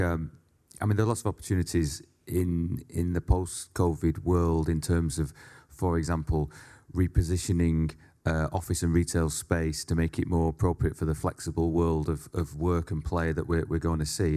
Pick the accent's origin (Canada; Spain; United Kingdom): United Kingdom; Leigh, North West England; I grew up in a, uh, mining town called Lee, which is fifteen miles west of Manchester.